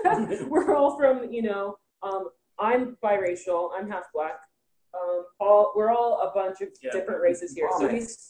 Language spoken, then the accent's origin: English; Broward County, Florida, United States; moved away as an adult; now in Los Angeles, United States; I had just moved out to Los Angeles because I'm actually from Florida too.